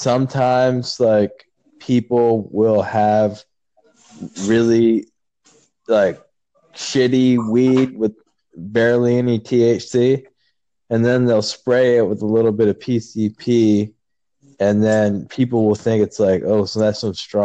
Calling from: California, United States

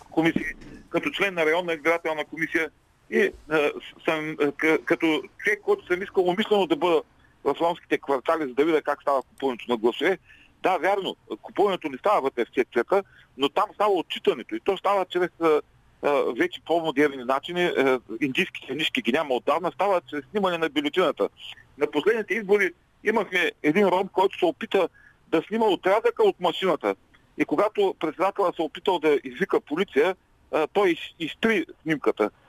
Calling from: Ruse, Ruse Province, Bulgaria; от Русе.

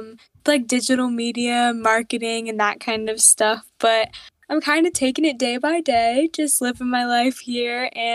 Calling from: Charlotte, North Carolina, United States; I live in Charlotte, North Carolina, in the United States.

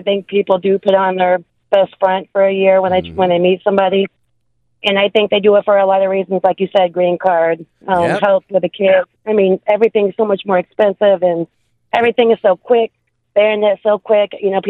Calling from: Port St. Lucie, Florida, United States; …, calling from Port St. Lucie.

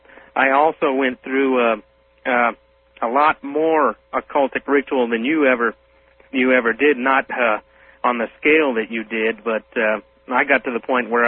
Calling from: Albuquerque, New Mexico, United States; from Albuquerque also.

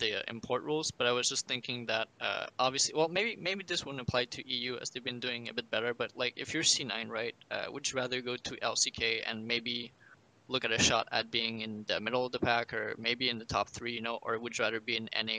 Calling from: Montreal, Quebec, Canada; Montreal, Quebec.

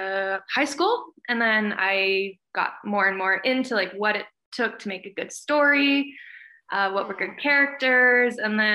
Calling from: Calgary, Alberta, Canada; I'm in Calgary, Alberta.

